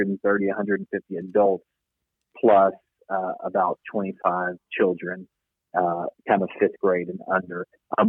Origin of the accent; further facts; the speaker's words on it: Conyers, Georgia, United States; I was born in Conyers, where my mom worked for my grandfather at an insurance company he started